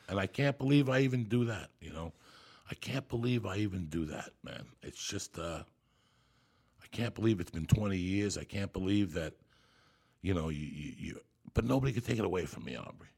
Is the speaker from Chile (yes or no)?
no; Cuba; I'm Cuban, so I was born in Santa Ria religion